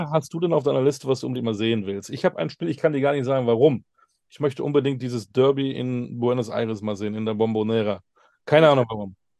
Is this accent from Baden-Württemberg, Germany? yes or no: no; Münster, North Rhine-Westphalia, Germany; ich bin ja ein Münsteraner